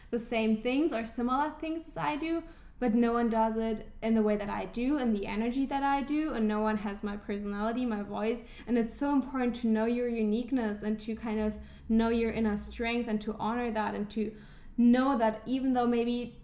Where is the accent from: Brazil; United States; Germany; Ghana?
Germany; moved away; I'm originally from Germany